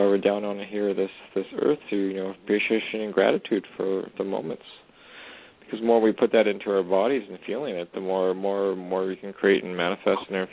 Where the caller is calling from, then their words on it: Edmonton, Alberta, Canada; I'm calling from way up north in Edmonton, Alberta, Canada